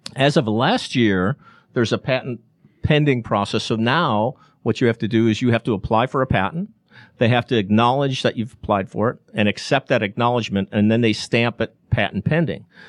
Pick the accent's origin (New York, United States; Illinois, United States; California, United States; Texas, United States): Illinois, United States; Chicago; now in Atlanta, United States; Chicago, my hometown